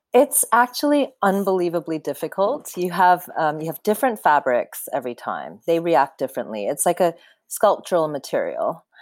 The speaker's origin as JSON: {"language": "English", "country": "Canada", "tie": "born or raised there", "said": "I grew up in Canada"}